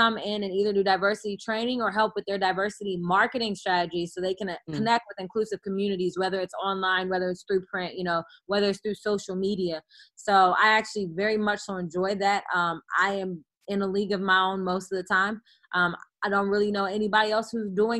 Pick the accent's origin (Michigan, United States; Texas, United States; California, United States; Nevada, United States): California, United States; Oakland; I'm the girl from Oakland